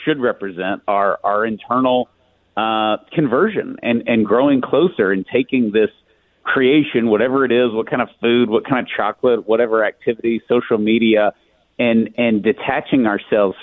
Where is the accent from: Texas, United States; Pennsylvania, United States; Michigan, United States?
Texas, United States; East; I'm from East Texas. I grew up in a place that's 2% Catholic